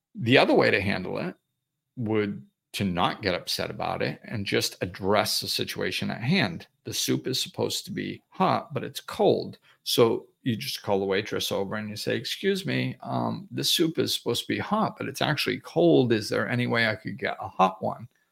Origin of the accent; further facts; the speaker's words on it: Massachusetts, United States; moved away; also born or lived in Florida; I grew up in Massachusetts